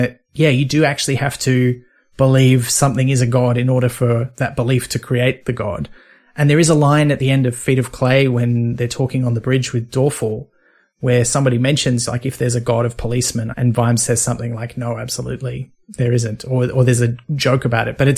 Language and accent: English; north coast of New South Wales, Australia; also born or lived in Sydney; I was born in Sydney, but, you know, then I moved away from there. And the place I remember growing up in the north coast of New